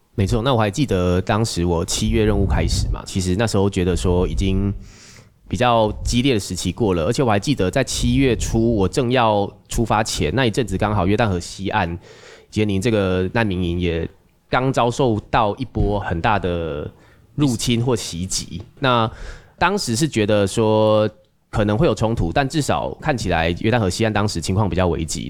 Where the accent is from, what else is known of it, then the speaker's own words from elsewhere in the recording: Taiwan; 大家在台湾长大，我在台湾受训成为一个医生